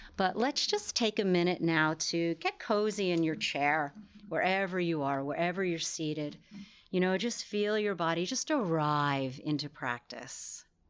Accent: New York, United States; I'm from New York

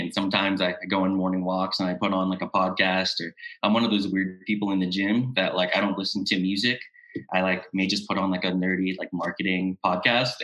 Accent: Memphis, Tennessee, United States; moved away as an adult; also born or lived in Mexico; now in Budapest, Hungary; I'm originally from Memphis, Tennessee, but I live currently based in Budapest, Hungary.

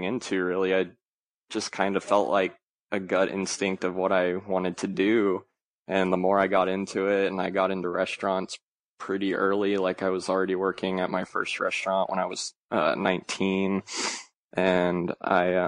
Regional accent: Arkansas, United States; also born or lived in Ohio; now in Dallas, United States; I was born in Ohio, and I moved to Arkansas when I was fairly young, like 5 or 6.

